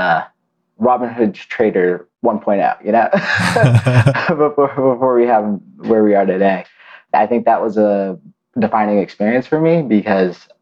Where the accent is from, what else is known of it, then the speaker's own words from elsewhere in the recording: Lowell, Massachusetts, United States; But I'm from the Boston area. You know, I grew up in Lowell, Massachusetts, an old industrial town on the East Coast.